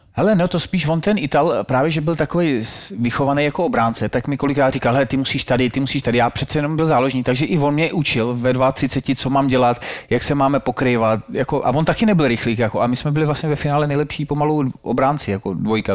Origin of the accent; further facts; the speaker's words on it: Czechia; u nás klasika, přijdeš, máš tam jedno jídlo, a, a, že jsme Češi, Slováci